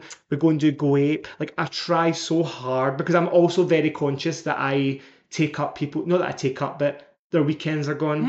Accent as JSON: {"language": "English", "region": "Scotland", "country": "United Kingdom", "tie": "born or raised there", "said": "I just love that I came from Scotland and I love that I came from a wee council"}